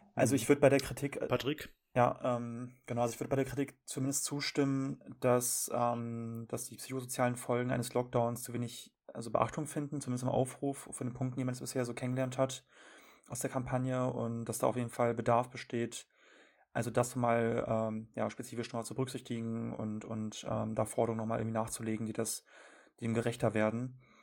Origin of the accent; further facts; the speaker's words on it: North Rhine-Westphalia, Germany; ich komme aus NRW